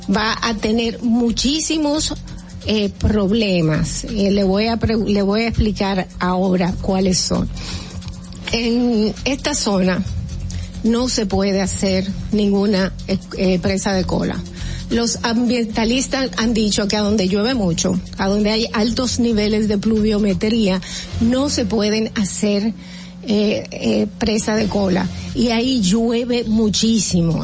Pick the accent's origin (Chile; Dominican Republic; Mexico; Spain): Dominican Republic